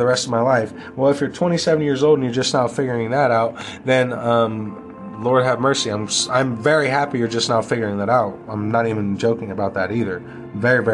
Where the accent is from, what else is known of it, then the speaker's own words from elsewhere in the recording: United States; we as Americans